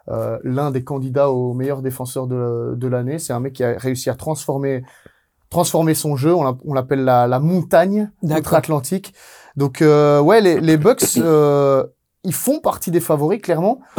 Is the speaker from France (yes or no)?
no; Italy; Ah ouais, je suis italien, moi